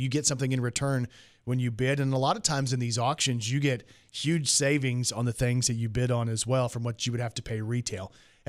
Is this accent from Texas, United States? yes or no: yes; Texas, United States; moved away; That's my home state right there.